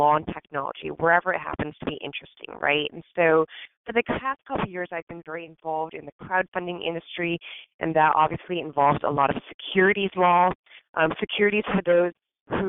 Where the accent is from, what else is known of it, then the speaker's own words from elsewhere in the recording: Hacienda Heights, California, United States; I actually grew up in Southern California in a little tiny suburb called Hacienda Heights